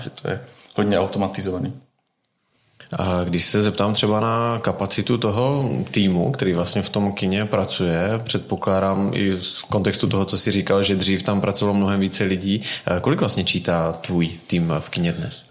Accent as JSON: {"language": "Czech", "country": "Czechia", "said": "jak jsme na tom my jako Češi"}